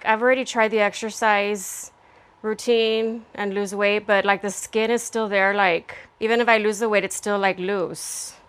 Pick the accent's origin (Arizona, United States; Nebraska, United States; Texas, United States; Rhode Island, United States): Texas, United States; Laredo; also born or lived in San Antonio; I grew up in Laredo, Texas, which is a border town, and so I know how Mexico is.